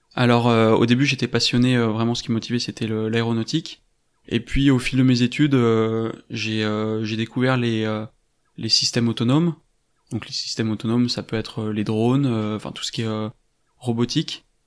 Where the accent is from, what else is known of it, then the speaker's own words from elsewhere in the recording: France; also born or lived in Paris; je suis originaire de Cessin et j'y habite actuellement.